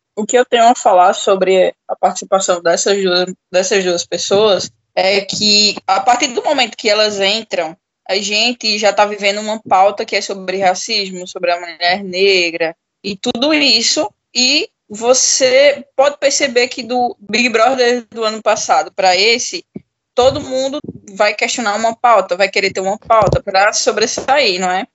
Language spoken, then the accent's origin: Portuguese; interior of Pernambuco, Brazil; sou de Pernambuco, do interior de Pernambuco